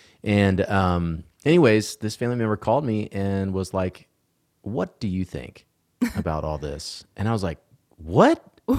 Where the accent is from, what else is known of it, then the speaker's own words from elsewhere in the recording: Georgia, United States; moved away; I miss my home state. I've lived in Texas yeah. now for a long time, and I always love Georgia.